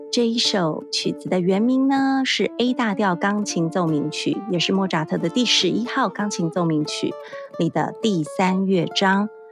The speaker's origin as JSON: {"language": "Chinese", "country": "Taiwan", "said": "我们台湾这边"}